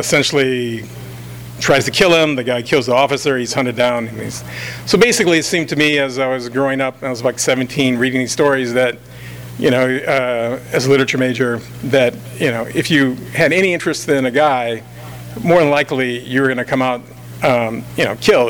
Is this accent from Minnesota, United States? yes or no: no; Los Angeles, California, United States; also born or lived in New Orleans, Louisiana; now in Altadena, United States; I grew up in South